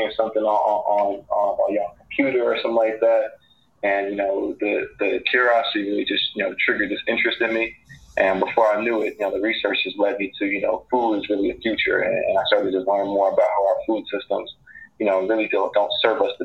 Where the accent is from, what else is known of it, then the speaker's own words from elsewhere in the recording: Newark, New Jersey, United States; Newark native. I grew up in the South Ward, graduated from University High School